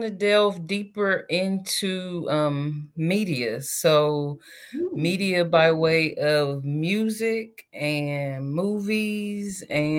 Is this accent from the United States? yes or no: yes; Ohio, United States; moved away as an adult; now in Los Angeles, United States; born and raised in Ohio, currently living in LA. However, like, all of my family is in Columbus